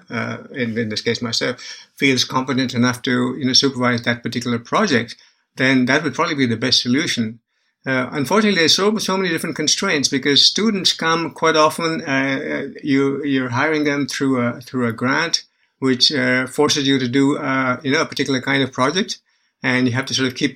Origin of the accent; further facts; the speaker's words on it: India; moved away; also born or lived in Bangalore; I was born and raised in India